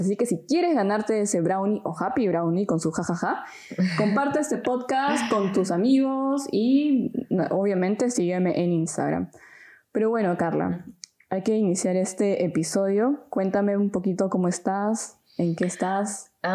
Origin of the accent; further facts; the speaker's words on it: Peru; moved away as an adult; now in Germany; vengo de Perú, tengo 26 y vivo desde hace un tiempo en Alemania